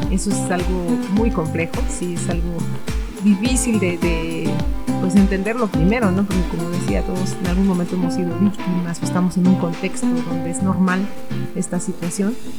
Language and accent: Spanish; Mexico; somos mexicanos, mexicanas